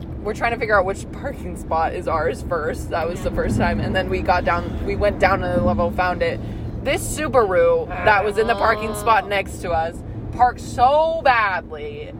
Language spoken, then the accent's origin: English; Oregon, United States; now in California, United States; I'm from Oregon and we drive slow